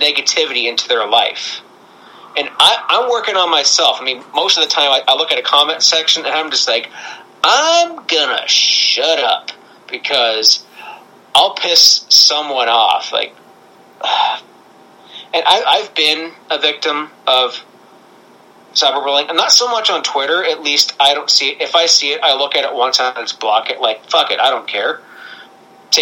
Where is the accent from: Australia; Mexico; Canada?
Canada; I'm Canadian